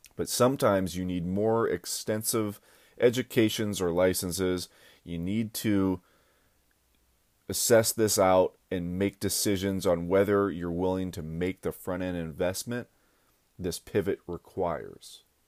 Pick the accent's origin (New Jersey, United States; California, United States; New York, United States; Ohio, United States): Ohio, United States; Akron; I went back down to my hometown, Akron, Ohio